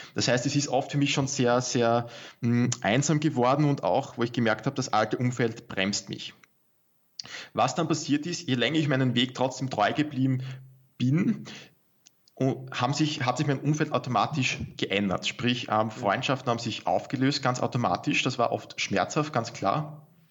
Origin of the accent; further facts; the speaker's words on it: Austria; bei uns in Österreich